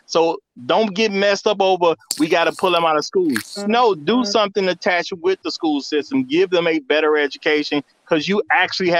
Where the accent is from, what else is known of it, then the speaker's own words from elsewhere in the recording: Chicago, Illinois, United States; I grew up in Chicago.